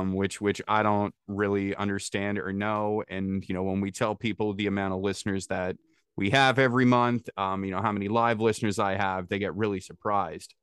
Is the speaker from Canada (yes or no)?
yes; small town north of Toronto, Ontario, Canada; from a small, small potato town north of Toronto